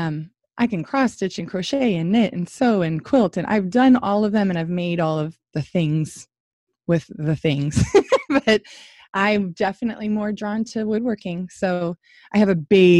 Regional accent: Washington, United States; moved away as an adult; now in Georgia, United States; I'm from Washington State, that's where I was raised and grew up, and I moved to Georgia

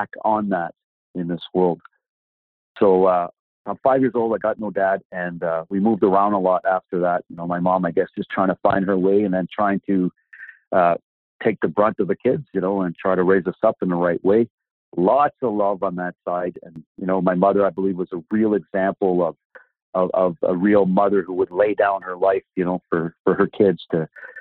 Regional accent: Sudbury, Ontario, Canada; I was born in Sudbury, Ontario

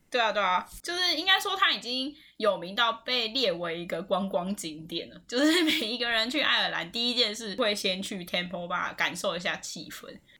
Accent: Taiwan; moved away; 我是台湾人

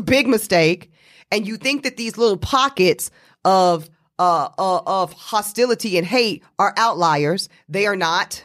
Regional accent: North Carolina, United States; my home state of North Carolina, Virginia

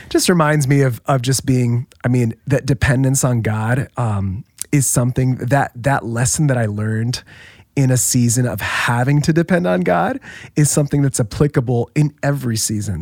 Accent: Orlando, Florida, United States; moved away as an adult; now in Saddleback, United States; I grew up in Orlando was there um, for most of my life

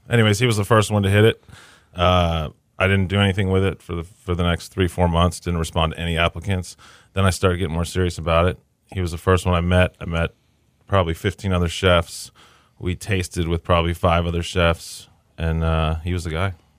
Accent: Kingwood, Texas, United States; moved away as an adult; also born or lived in Boston / New York; I grew up in Kingwood.

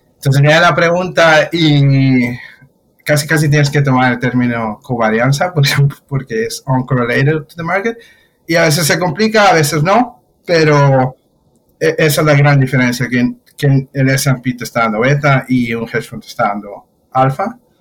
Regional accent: Mexico; moved away as an adult; hace nueve años que salí de México

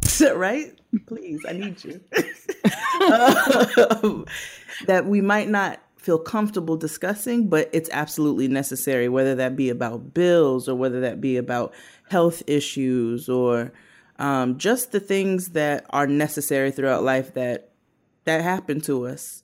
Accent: Brooklyn, New York, United States; I'm from Brooklyn

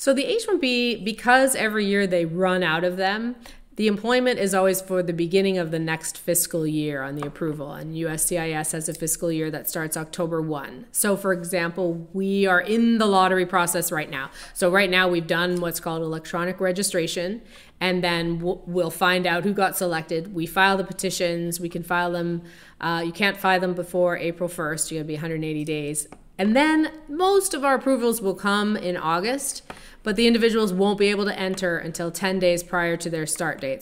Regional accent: Canada; moved away as an adult; now in Chicago, United States; I'm originally from Canada, and I came, I immigrated to the United States.

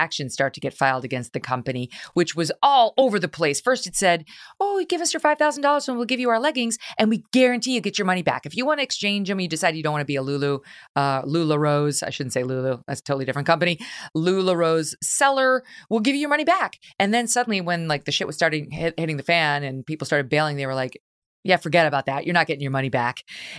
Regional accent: New York, United States; I'm from New York, so we only wear black, brown, gray, or navy.

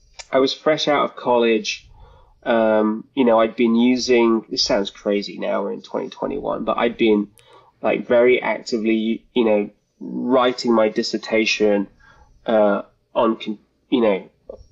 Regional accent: United Kingdom; also born or lived in London; I'm from the UK, as you may be able to tell by my accent.

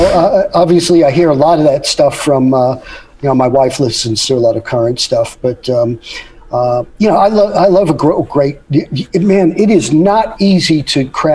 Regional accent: New York, United States; being a New Yorker

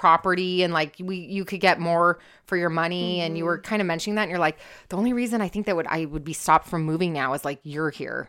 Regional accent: California, United States; I'm from Orange County

